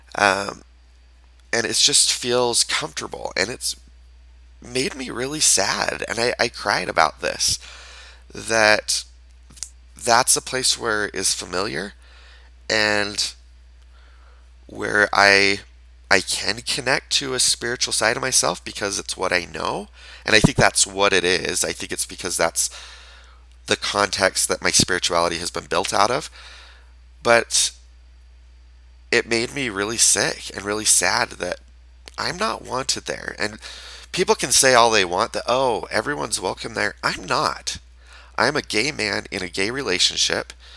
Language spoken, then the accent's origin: English; Utah, United States; I was raised in Utah in a town that is majority Mormon